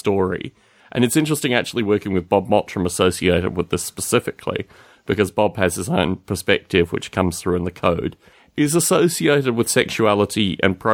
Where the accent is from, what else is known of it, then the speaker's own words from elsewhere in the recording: Australia; growing up in Australia